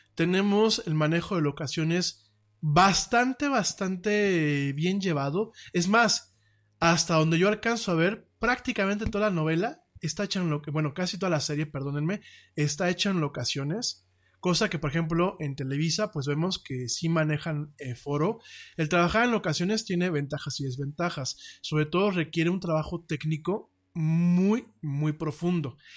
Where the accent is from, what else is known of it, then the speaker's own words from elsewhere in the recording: Mexico; por aquí en México